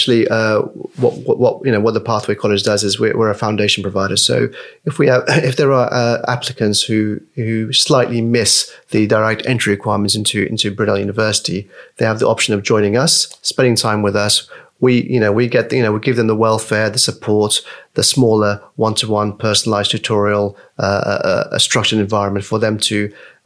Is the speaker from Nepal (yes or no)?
yes; Nepal; also born or lived in Malaysia; now in United Kingdom; for us as Nepalese, you know, we're Nepalese first and foremost, but we know we're living in the UK world